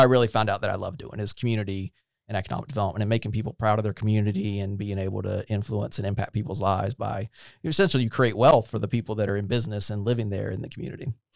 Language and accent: English; Goldsboro, North Carolina, United States; also born or lived in Fayetteville, North Carolina / Durham, North Carolina; I was born in uh, Fayetteville, North Carolina. So I'm an Eastern North Carolina guy. I grew up mostly in Goldsboro.